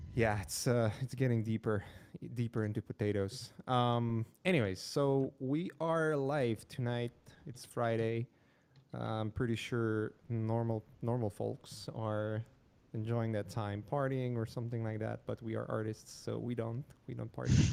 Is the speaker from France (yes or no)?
no; Poland; moved away; I'm from Poland